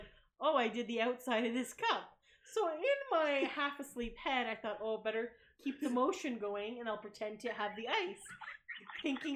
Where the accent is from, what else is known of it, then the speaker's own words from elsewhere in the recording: Canada; we're Canadian